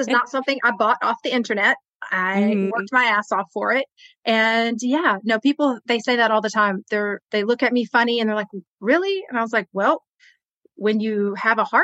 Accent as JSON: {"language": "English", "region": "Texas", "country": "United States", "said": "here in the South, because I'm from Texas"}